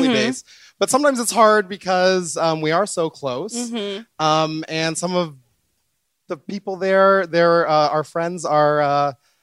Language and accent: English; Ontario, California, United States; I am from originally Ontario, California